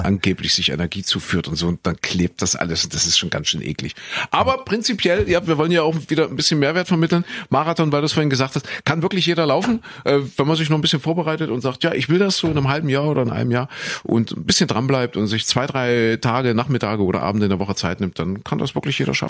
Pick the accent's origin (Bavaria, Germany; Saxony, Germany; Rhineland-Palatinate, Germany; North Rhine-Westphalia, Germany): Saxony, Germany; Leipzig; also born or lived in Köthen; ich geboren in Kuhköthen, aufgewachsen, äh, beziehungsweise dann äh, groß geworden in Sachsen, in Leipzig